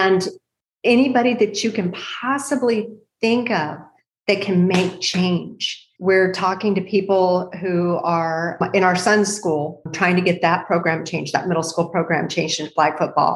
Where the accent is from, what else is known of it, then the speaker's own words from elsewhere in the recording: El Paso, Texas, United States; I grew up in El Paso, Texas at Fort Bliss, and many of my friends, my mom was not military, but many of my friends were